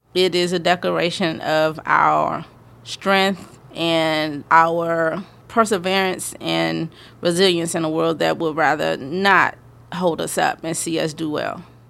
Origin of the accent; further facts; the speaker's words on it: United States; accent: AAVE; first language African American Vernacular English; A A V E, but that's my native language